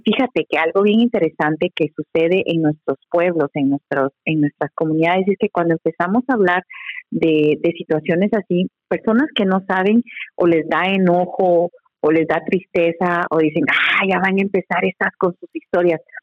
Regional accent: Guatemala; now in United States; yo soy guatemalteca

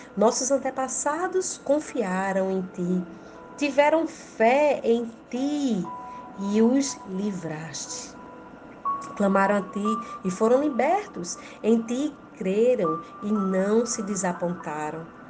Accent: Rio Grande do Norte, Brazil; sou do Rio Grande do Norte

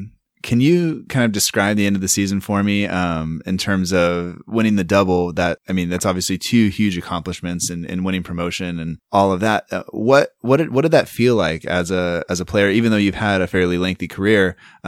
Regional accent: United States; I'm from America

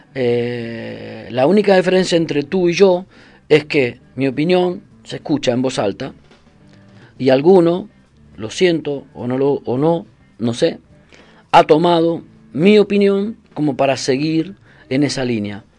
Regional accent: Argentina; moved away; also born or lived in Brazil; yo soy argentino, viví en Brasil

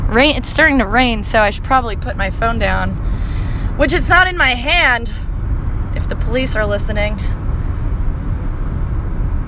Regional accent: Long Island, New York, United States; now in Baltimore, United States; I'm originally from Long Island

